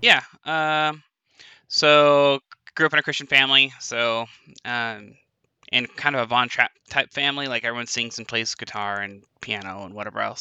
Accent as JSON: {"language": "English", "town": "Spokane", "region": "Washington", "country": "United States", "said": "I'm uh, from Spokane, Washington."}